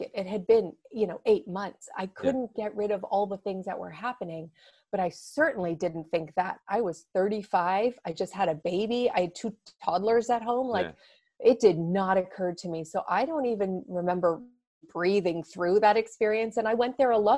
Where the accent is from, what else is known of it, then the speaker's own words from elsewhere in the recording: Toronto, Ontario, Canada; moved away as an adult; now in Seattle, United States; I'm Canadian. I'm from Toronto